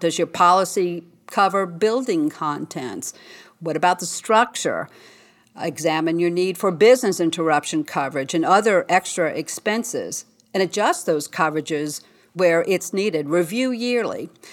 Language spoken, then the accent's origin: English; New Orleans, Louisiana, United States; I'm from New Orleans